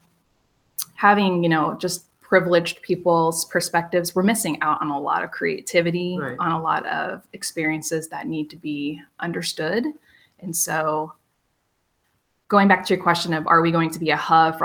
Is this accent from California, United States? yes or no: no; Monett, Missouri, United States; moved away as an adult; now in Lawrence, United States; I moved here from Southwest Missouri. So from a little town called Monette. So I have a rural background